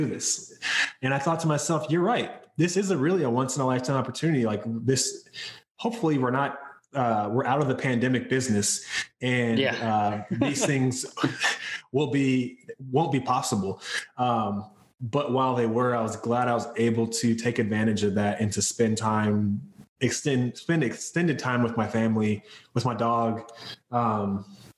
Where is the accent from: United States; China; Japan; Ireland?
United States; North Carolina; now in California, United States; I'm from North Carolina and so is my wife, and our families are both there